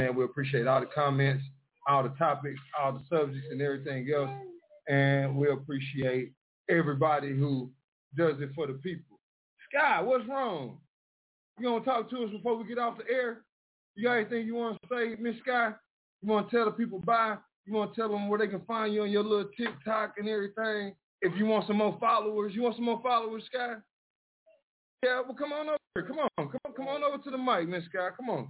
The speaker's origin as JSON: {"language": "English", "town": "Mineola", "region": "Texas", "country": "United States", "said": "I'll never be from Dallas, Texas. I'm from Mineola, Texas, 903. That's just what it is."}